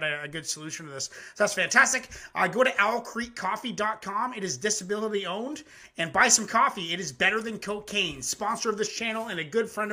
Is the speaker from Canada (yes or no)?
yes; Elmira, Ontario, Canada; moved away; also born or lived in Nova Scotia; I was born in Nova Scotia, but I 7 to 17, I was in a town called Elmira, Ontario